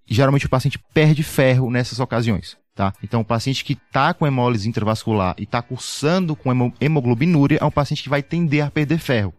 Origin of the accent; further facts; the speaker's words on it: Fortaleza, Ceará, Brazil; moved away as an adult; now in São Paulo, Brazil; Sou de Fortaleza, sou aqui em São Paulo há 5 anos